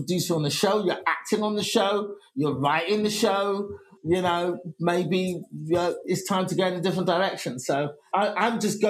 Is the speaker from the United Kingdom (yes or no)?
yes; England, United Kingdom; now in United States; I'd been coming to America before that on vacations and then just going to comedy clubs and just going, I'm from England, could I get on stage?